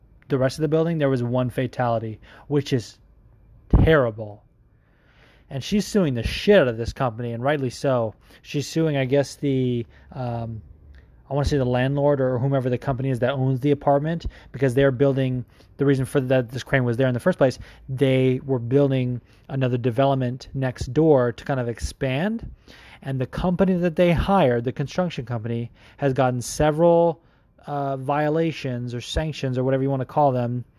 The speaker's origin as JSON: {"language": "English", "town": "Las Vegas", "region": "Nevada", "country": "United States", "tie": "born or raised there", "said": "the Vegas area, which shout out to you because that's my hometown"}